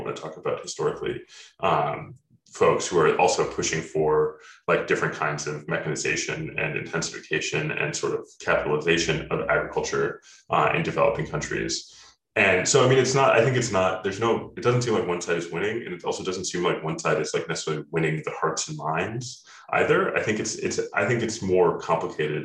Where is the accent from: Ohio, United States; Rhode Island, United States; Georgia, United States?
Ohio, United States; I grew up in Ohio